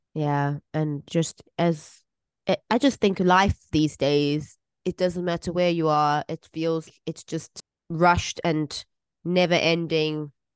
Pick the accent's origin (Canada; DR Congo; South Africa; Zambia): South Africa; moved away